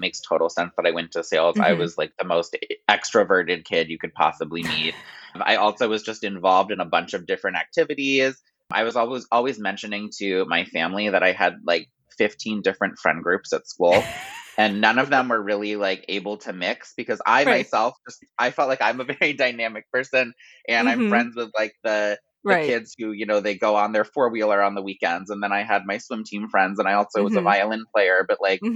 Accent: Ithaca, New York, United States; moved away as an adult; also born or lived in Baltimore, Maryland; my mother worked at Cornell University. So I sort of grew up on that school's campus.

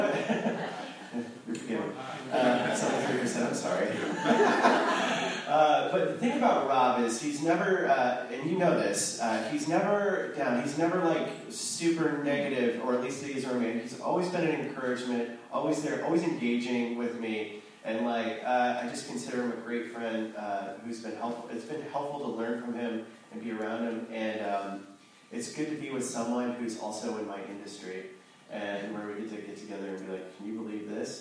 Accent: Ohio, United States; now in Santa Monica, United States; I'm originally from Ohio

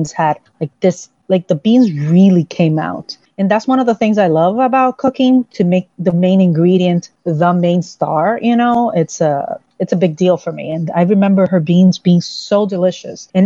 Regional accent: Santo Domingo, Distrito Nacional, Dominican Republic; I grew up in the Dominican Republic, the capital city, and I grew up with my mother

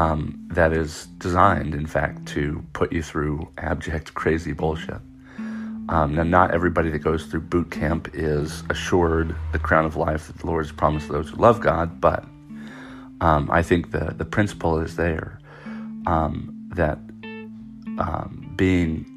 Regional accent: United States; as an American

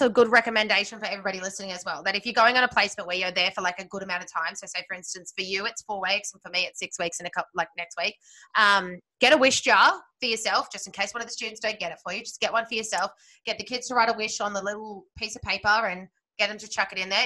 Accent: Sydney, New South Wales, Australia; moved away; I grew up in Sydney

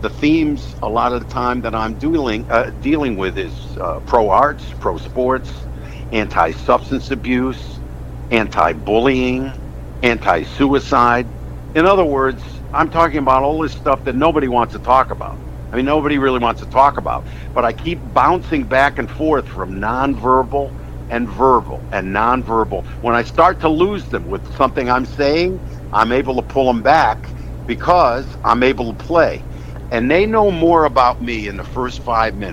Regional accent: West Hartford, Connecticut, United States; I'm from West Hartford

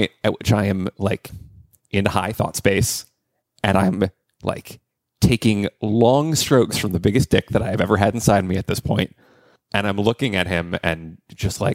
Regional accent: DC suburbs in Virginia, United States; I grew up in the DC suburbs in Virginia

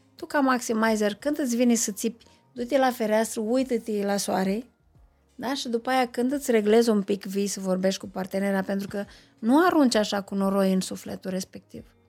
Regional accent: Moldova, Moldavia, Romania; sunt un moldovean care nu bea vin

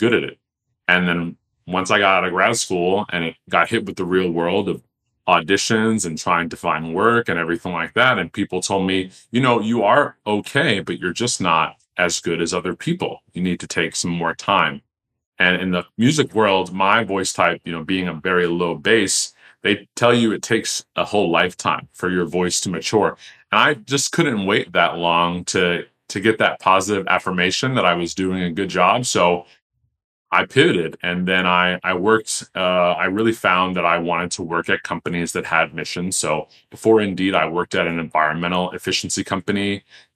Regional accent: Teaneck, New Jersey, United States; My hometown of Teaneck, New Jersey

